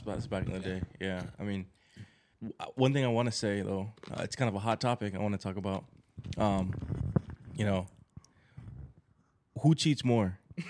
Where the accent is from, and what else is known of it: New York, United States; born or raised there